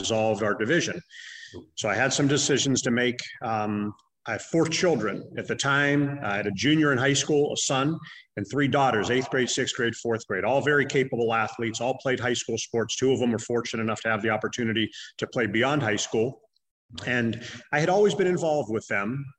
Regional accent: Youngstown, Ohio, United States; also born or lived in Cleveland, Ohio; I'm originally from the Youngstown area

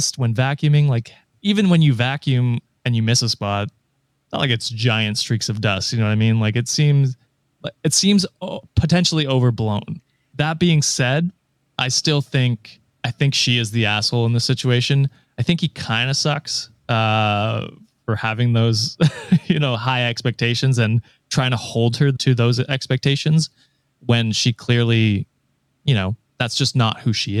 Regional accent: Canada

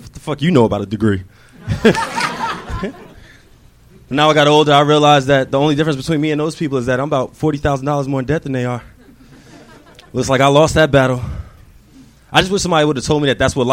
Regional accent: New Jersey, United States; moved away as an adult; now in Los Angeles, United States

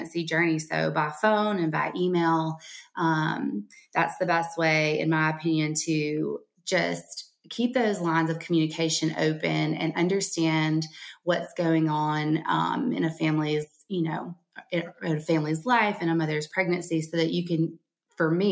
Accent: Alabama, United States; accent: Alabama; Around here in Alabama, in case you can't tell from my accent

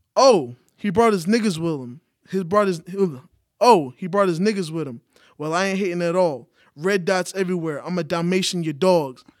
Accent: New York, United States; now in Atlanta, United States; I'm from New York.

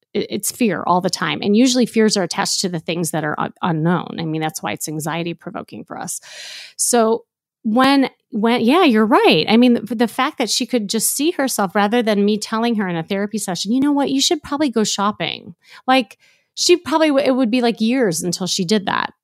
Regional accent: Chicago, Illinois, United States; moved away as an adult; now in Los Angeles, United States; I'm blonde hair, blue eye from L A, but really I'm from Chicago

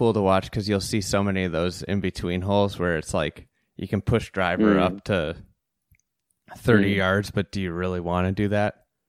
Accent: United States; I'm like an American, I'm just an American golfer.

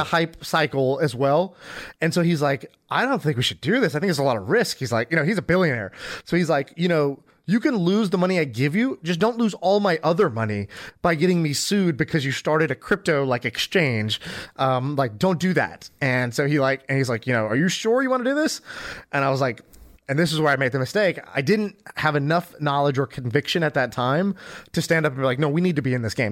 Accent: United States; I grew up in America, but I didn't do Boy Scouts

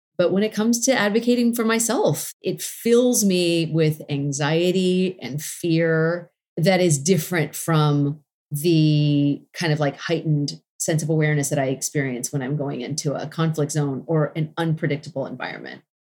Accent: Los Angeles, California, United States; my hometown of Los Angeles

